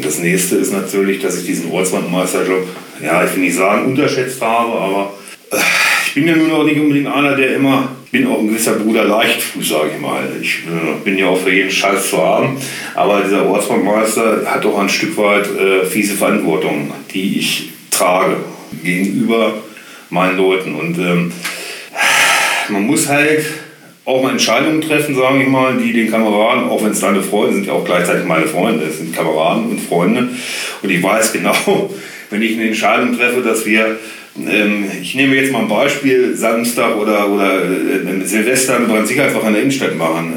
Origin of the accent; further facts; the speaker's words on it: Göttingen, Lower Saxony, Germany; also born or lived in Holtensen; Ich bin ähm, geboren auf dem Holzer Berg.